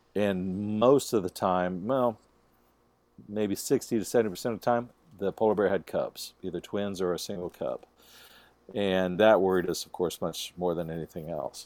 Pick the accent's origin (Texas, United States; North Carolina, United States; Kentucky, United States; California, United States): Texas, United States; Jeff and I were raised in Texas, and we were raised around guns and hunting and mountain lions